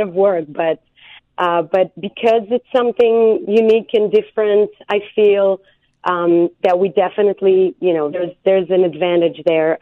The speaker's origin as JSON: {"language": "English", "country": "Israel", "tie": "born or raised there", "moved": "as an adult", "lives_now": "United States", "said": "I'm from Israel"}